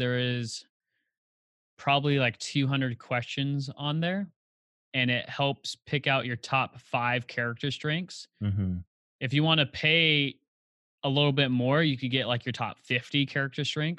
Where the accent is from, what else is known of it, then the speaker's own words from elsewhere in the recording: Highland, California, United States; also born or lived in Upland, California; I was born and raised in Highland, California. So if you're familiar with maybe Rancho Cucamonga, or I'm about an hour east of Los Angeles.